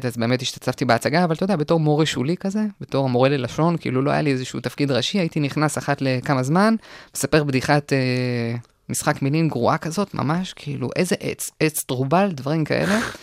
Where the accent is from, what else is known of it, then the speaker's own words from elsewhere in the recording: Kochav Yair, Central District, Israel; also born or lived in Ra'anana, Israel; now in Galilee, Israel; ברעננה עד גיל שבע